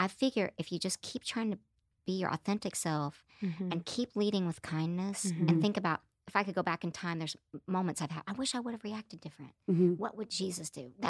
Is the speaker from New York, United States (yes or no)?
no; Broken Arrow, Oklahoma, United States; I grew up in Broken Arrow